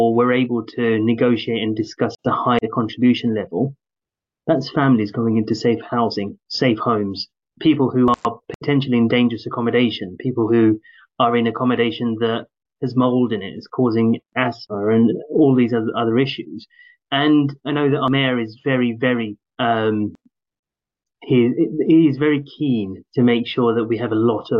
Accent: London, United Kingdom; moved away; also born or lived in Newham / Essex; I grew up in Tower Hamlets, and then I moved to Newham, then I moved to Essex

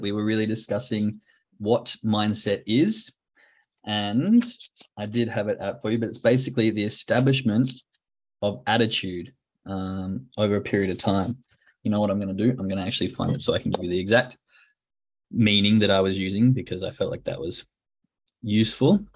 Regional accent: Australia; now in Germany; I'm from Australia

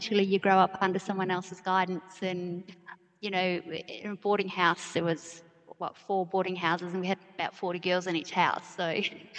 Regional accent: Leonora, Western Australia, Australia; now in Darwin, Australia; born in Leonora, so on the edge of the Central Desert in West Australia, and just grew up a bush kid, a desert rat

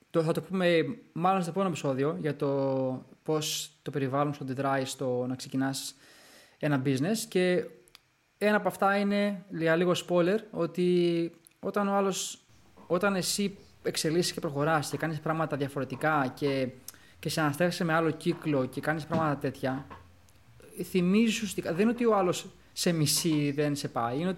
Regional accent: Greece; Ναι, ναι είμαι Έλληνας ρε φίλε.

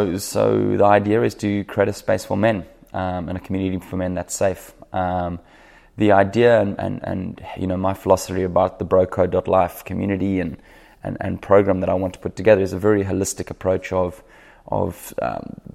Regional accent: South Africa; moved away as an adult; now in Sunshine Coast, Australia; I'm a South African who now lives on the Sunshine Coast

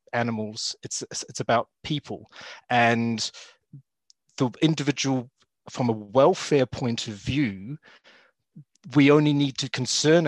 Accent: New Zealand; accent: Kiwi; moved away as an adult; now in United Kingdom; I grew up in New Zealand and did my university training

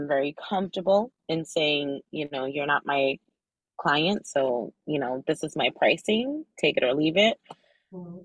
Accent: New Jersey, United States; Being Dominicana is like, I might as well have been born there. I was born in New Jersey

